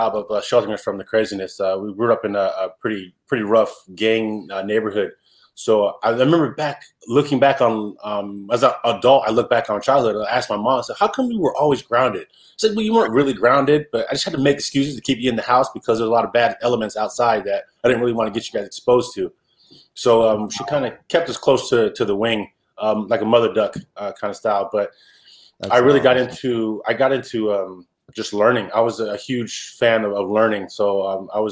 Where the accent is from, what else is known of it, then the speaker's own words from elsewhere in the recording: Salinas, California, United States; also born or lived in Boston, Massachusetts / Seaside, California; I ended up growing up in Salinas, California, when my mother got remarried.